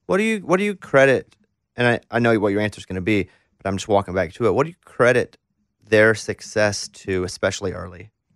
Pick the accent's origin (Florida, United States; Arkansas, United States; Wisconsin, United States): Arkansas, United States; Mountain Pine; moved away as an adult; now in Nashville, United States; I'm from Mountain Pine, Arkansas. I never lived in a city this big.